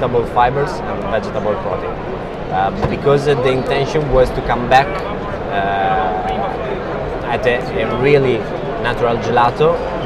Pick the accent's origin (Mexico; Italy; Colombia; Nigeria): Italy; we come from Italy